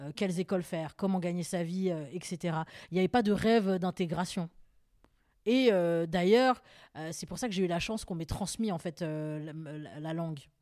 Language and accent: French; Paris, Île-de-France, France; je suis née à Paris 20e